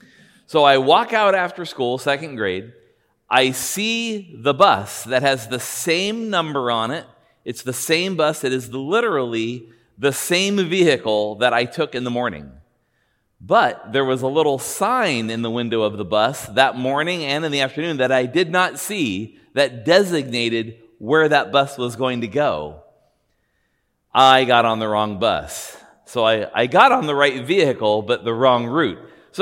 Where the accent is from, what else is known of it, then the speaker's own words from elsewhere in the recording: Buena Park, California, United States; Now, I grew up in Buena Park, California, and I lived in a house two doors down from my elementary school.